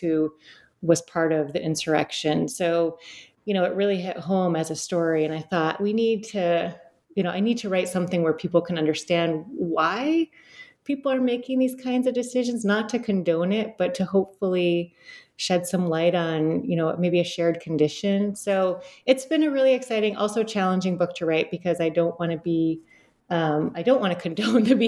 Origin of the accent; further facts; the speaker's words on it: Detroit, Michigan, United States; now in New York, United States; I grew up in Southeast Detroit.